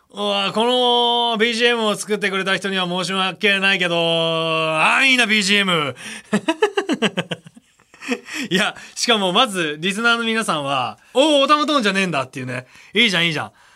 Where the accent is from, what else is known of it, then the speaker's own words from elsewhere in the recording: Osaka, Japan; 僕大阪出身なんですけど